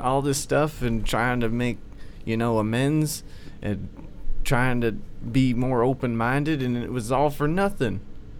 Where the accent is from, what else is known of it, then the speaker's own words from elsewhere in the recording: Indiana, United States; I'm from originally Indiana.